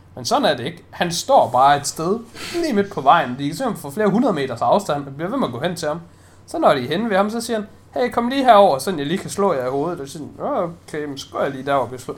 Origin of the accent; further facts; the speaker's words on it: Denmark; jeg er jo bare dansker